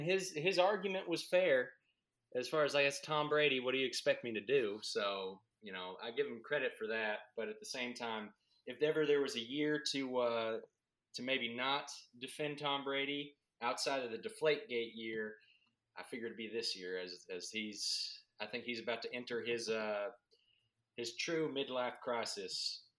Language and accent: English; Brazil; Right. Yeah. And I'm from Brazil.